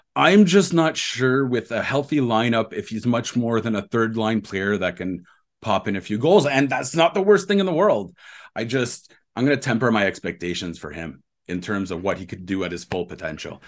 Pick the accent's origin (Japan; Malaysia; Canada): Canada; Ontario; I grew up in Ontario